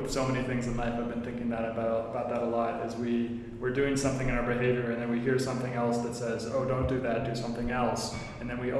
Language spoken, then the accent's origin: English; Silicon Valley, California, United States; I grew up in Silicon Valley